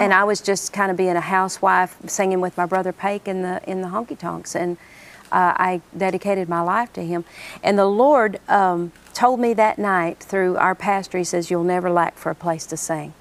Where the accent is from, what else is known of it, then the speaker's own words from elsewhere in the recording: Oklahoma, United States; I'm glad I'm from Oklahoma